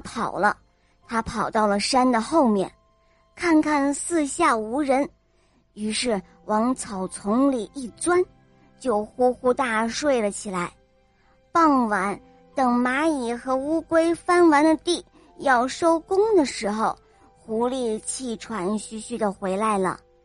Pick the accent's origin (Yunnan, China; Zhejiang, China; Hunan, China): Zhejiang, China; Shaoxing; 我五岁了，我来自浙江绍兴